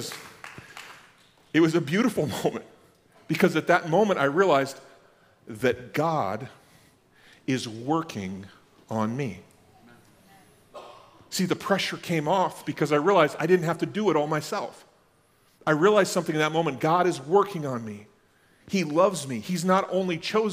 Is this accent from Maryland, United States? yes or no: no; Max, North Dakota, United States; I grew up in Max, North Dakota